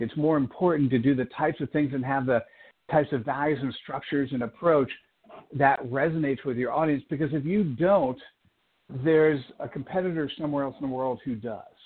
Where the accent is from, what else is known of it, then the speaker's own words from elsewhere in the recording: East Coast, United States; now in Silicon Valley, United States; I was born on the East Coast